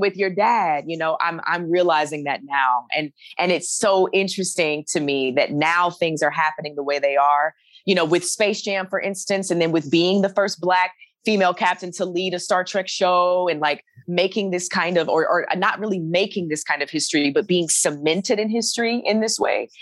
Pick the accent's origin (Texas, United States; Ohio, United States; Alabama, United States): Alabama, United States; moved away as an adult; also born or lived in New York; now in Los Angeles, United States; I'm from Alabama